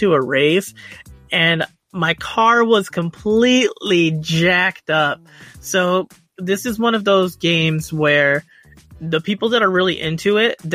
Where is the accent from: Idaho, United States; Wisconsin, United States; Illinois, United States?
Illinois, United States; Chicago; I'm from Chicago